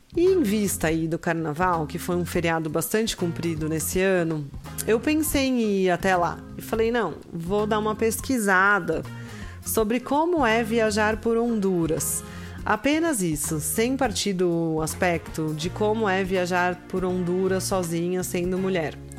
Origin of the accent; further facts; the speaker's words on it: Brazil; como brasileira, nós como brasileiras